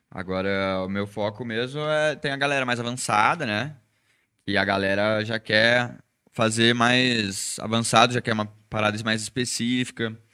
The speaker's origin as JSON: {"language": "Portuguese", "town": "Espírito Santo do Pinhal", "region": "São Paulo", "country": "Brazil", "tie": "born or raised there", "said": "E eu nasci lá, é, chama Espírito Santo do Pinhal, fica dividido com Minas."}